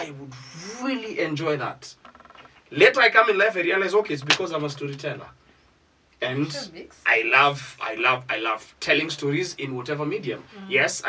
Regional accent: Isiolo, Isiolo County, Kenya; whenever I grew up in Isiolo, we were limited to exposure.

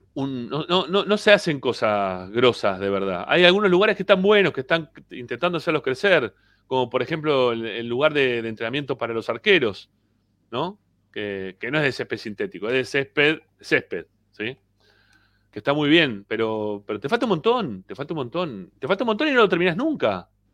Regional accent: Argentina; somos argentinos

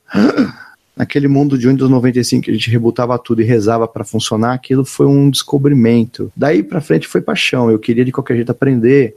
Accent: São Paulo, Brazil; moved away; also born or lived in Florianópolis; me formei com os manezinhos da ilha mas sou de São Paulo

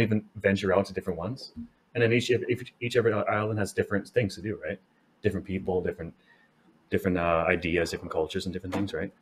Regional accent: Canada; I'm a Canadian.

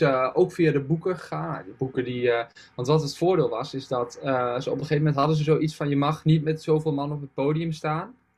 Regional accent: Achterhoek, East Gelderland, Netherlands; Want ik had in de Achterhoek best wel veel, dus waar ik vandaan kom, zeg maar, ligt er voor de Achterhoek, helemaal Oost-Gelderland

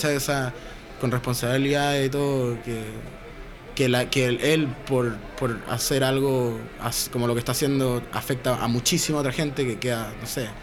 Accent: Chile; soy chileno

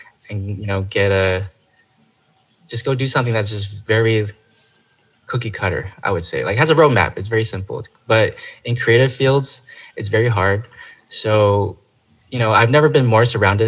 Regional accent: Chino Hills, California, United States; moved away as an adult; now in Los Angeles, United States; I originally am from, you know, it's called the Inland Empire. It's Chino Hills.

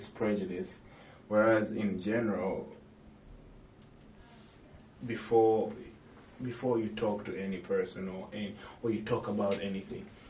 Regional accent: Uganda; moved away; I'm from Uganda

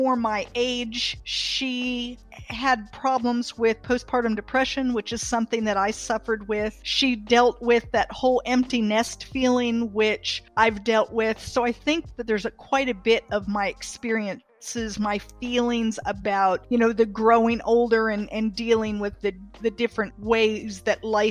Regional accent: Athens, Attica, Greece; now in North Carolina, United States; I was born in Athens, Greece

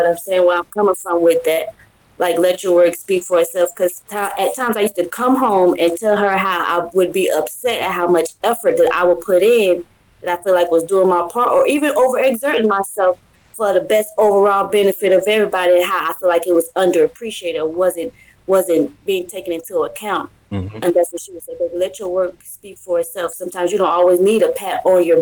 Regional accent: Tampa, Florida, United States; now in Illinois, United States; I'm from Tampa, Florida, and I'm up here in the great state of Illinois

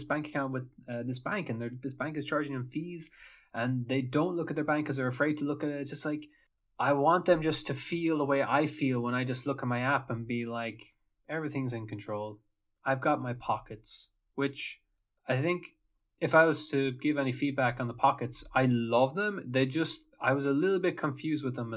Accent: Ireland; moved away; I'm Irish

